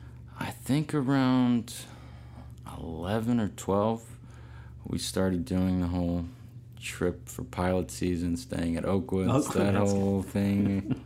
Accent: Mart, Texas, United States; also born or lived in Dallas, Texas; I was born in Dallas, Texas, and I think when I was around 4 or 5, I moved to this tiny little town east of Waco, Texas, by about 20 miles, called Mart, like one stoplight sort of town.

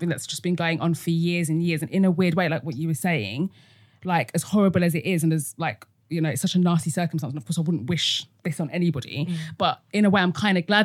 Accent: Essex, East of England, United Kingdom; I grew up in Essex

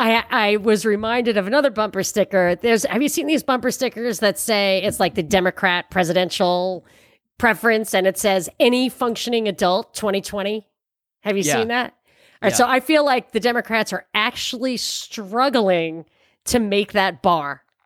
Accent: New York, United States; And people, because I'm from New York, people are like, oh yeah, he's got courage.

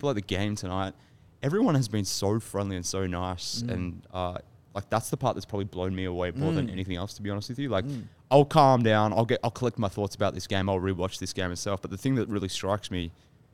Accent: Australia; I'm from Australia

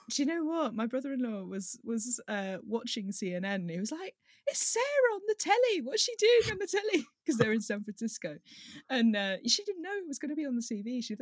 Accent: South West England, United Kingdom; accent: Devon; there is one word that I basically still have that's a Devon like accent, and it, every every part of my accent is completely gone otherwise.

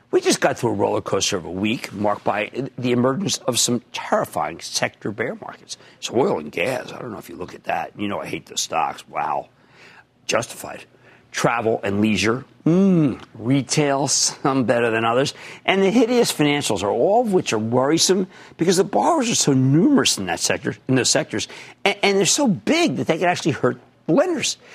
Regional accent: Philadelphia, Pennsylvania, United States; I'm from Philadelphia, which I am

